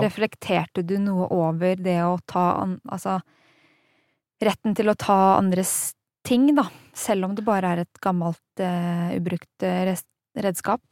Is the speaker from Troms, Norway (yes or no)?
no; Hof, Innlandet, Norway; Jeg har vokst opp i Hoff, altså i Hedmark